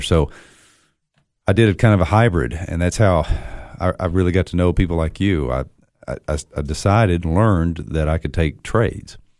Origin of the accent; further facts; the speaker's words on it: Monterey, Tennessee, United States; growing up in Monterey